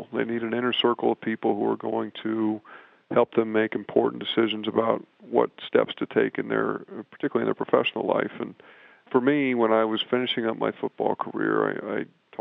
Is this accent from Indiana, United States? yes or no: yes; West Lafayette, Indiana, United States; moved away as an adult; also born or lived in Champaign, Illinois; I grew up in West Lafayette, Indiana, not far from Purdue University